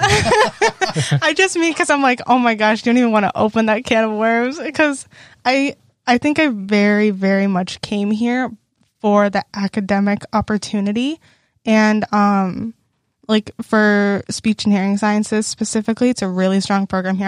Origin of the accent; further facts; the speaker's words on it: Lake City, Texas, United States; moved away as an adult; now in Iowa, United States; I'm from Lake City, Texas. That's, like, close to the Houston area, suburby area.